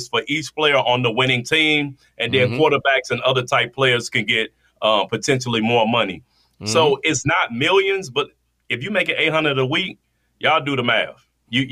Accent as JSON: {"language": "English", "town": "Washington", "region": "District of Columbia", "country": "United States", "tie": "born or raised there", "said": "Washington, D.C., my hometown"}